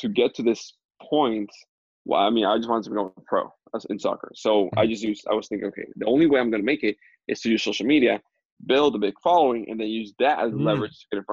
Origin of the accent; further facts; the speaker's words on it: Dominican Republic; moved away as an adult; I'm from Dominican Republic, born and raised there